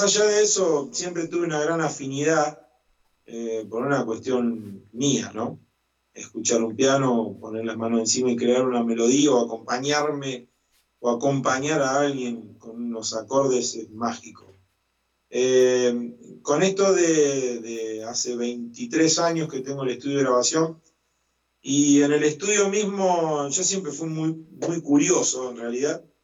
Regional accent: Las Parejas, Santa Fe, Argentina; now in El Trébol, Argentina; En las parejas, en mi ciudad natal

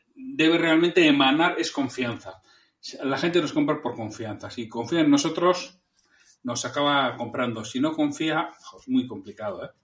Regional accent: Bilbao, Basque Country, Spain; yo soy de Bilbao

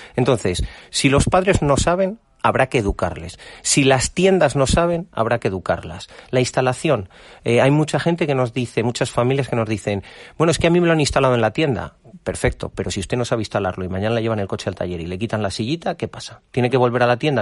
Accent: Valladolid, Castile and León, Spain; Nosotros somos de Valladolid, llevamos nuestra tierra a todos los lados, llevamos Castilla y León por, por el mundo entero

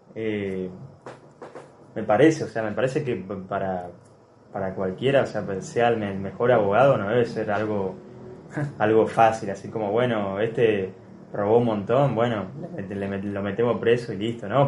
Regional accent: Argentina; nosotros como argentinos

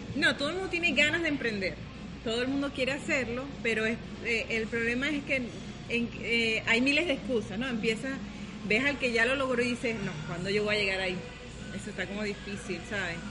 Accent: Venezuela; moved away as an adult; now in Playa del Carmen, Mexico; yo soy venezolana, eh, tengo un año y medio acá en Playa del Carmen

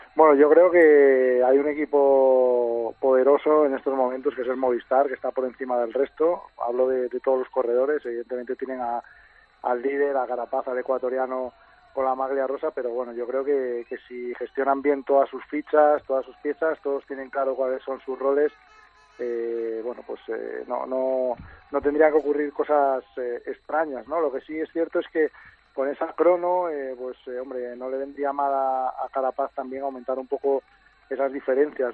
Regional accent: Cangas del Narcea, Asturias, Spain; en mi pueblo, en Canas de Narcea

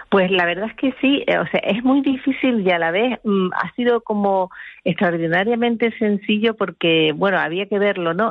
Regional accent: Canary Islands, Spain; un sitio como Canarias, unas islas como las nuestras

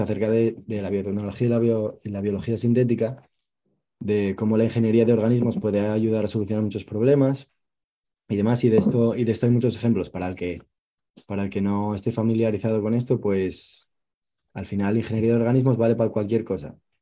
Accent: Asturias, Spain; yo soy de Asturias

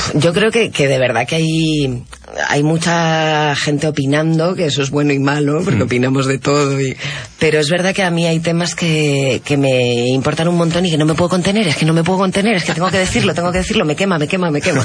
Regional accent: Spain; now in Lima, Peru

